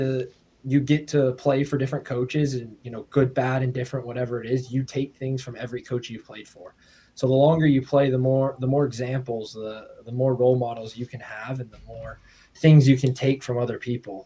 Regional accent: Southern California, United States; moved away as an adult; also born or lived in Orange County; now in Asheville, United States; I grew up in California. My whole youth career was in Southern California

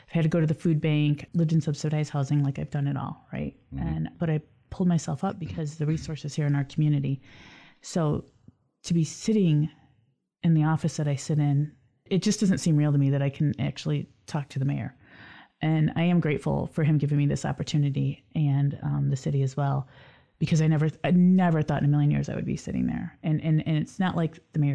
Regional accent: Lansing, Michigan, United States; Lansing's my hometown

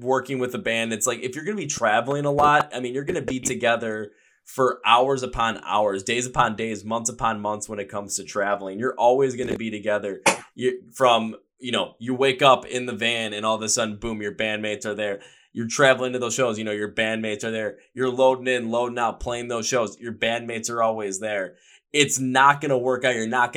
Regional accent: Midwest, United States; I am from the Midwest

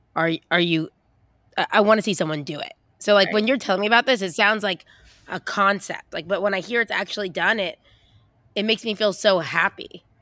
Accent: United States; I'm American

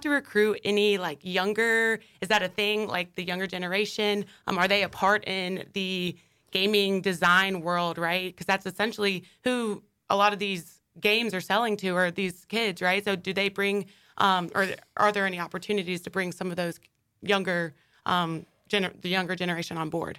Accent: Wilmington, United States; now in Jacksonville, United States; back in the hometown, the roots in Wilmington

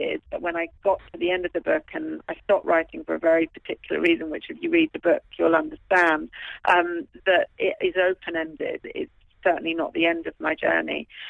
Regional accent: London, United Kingdom; was based at the hospital where I was born in London

